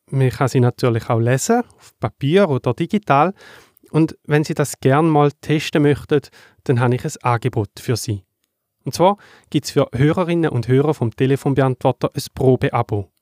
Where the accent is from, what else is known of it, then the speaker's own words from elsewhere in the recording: Thayngen, Schaffhausen, Switzerland; in der Schweiz, zum Beispiel in dem Dorf, wo ich aufgewachsen bin, in Teingen